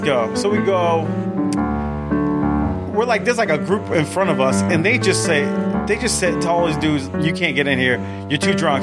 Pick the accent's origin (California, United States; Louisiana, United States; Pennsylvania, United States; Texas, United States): Louisiana, United States; New Orleans; now in Atlanta, United States; I'm from New Orleans